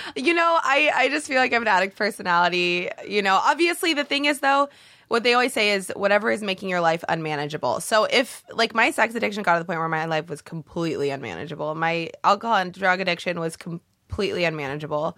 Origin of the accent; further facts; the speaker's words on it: Canby, Oregon, United States; moved away as an adult; now in Los Angeles, United States; I'm from Oregon, um, born and raised in a little town in Oregon.